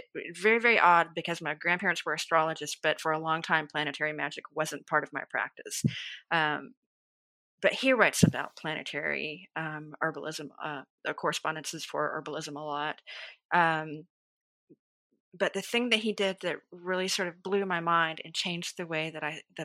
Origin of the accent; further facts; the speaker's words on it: Georgia, United States; now in Dallas, United States; growing up in the South, I grew up in the foothills of Appalachia.